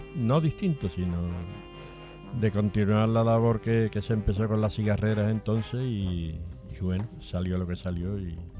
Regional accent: Seville, Andalusia, Spain; nosotros nos criamos alrededor de la Hermandad de San Gonzalo

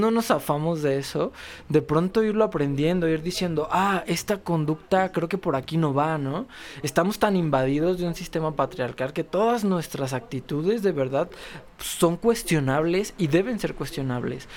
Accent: León, Guanajuato, Mexico; venimos de León, Guanajuato

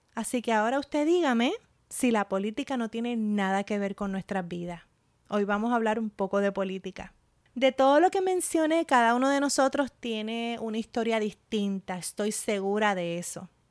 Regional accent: Puerto Rico; also born or lived in Michigan; de mi experiencia como puertorriqueña

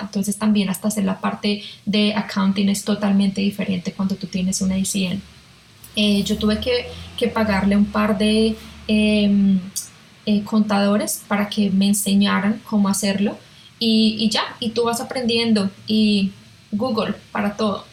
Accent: Colombia; moved away as an adult; also born or lived in Melbourne, Australia / Hong Kong; now in Australia; como colombiana

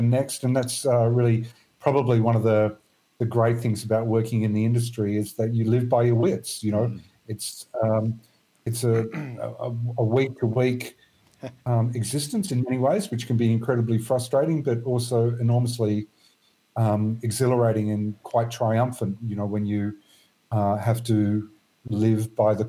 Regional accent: Sydney, New South Wales, Australia; now in Perth, Australia; I come from Sydney

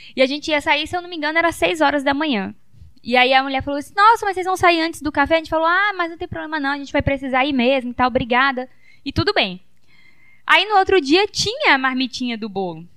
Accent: Teixeira, Brazil; now in São Mateus, Brazil; a gente é de Teixeira, né? Meu pai ainda mora por lá

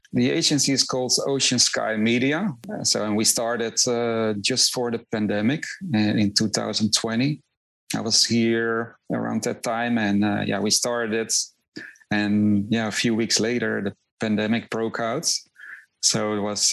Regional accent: Netherlands; moved away as an adult; also born or lived in Rotterdam; now in Miami, United States; I'm originally from the Netherlands, so uh, I, I, yeah I lived in uh, in Rotterdam

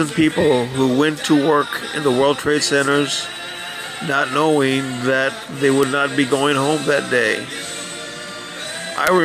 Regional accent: Texas, United States; I was from Texas. They thought I had cows and a ranch and horses, and I was like, no, it's not like that. I come from the city.

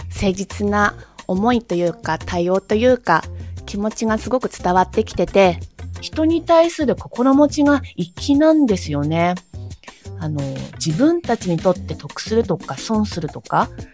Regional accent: Ibaraki, Japan; moved away; 茨城時代のことをとても思い出したくなります。私の地元の暴走族はね

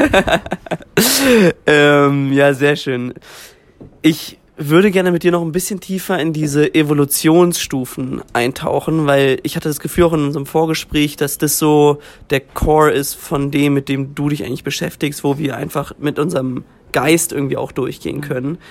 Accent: Germany; als Deutscher

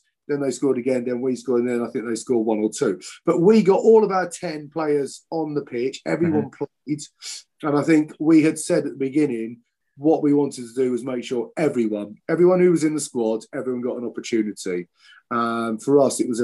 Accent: Wales, United Kingdom; being a Welshman

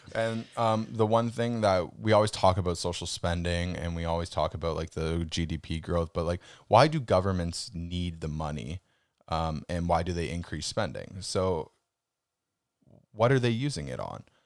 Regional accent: Canada; as a Canadian

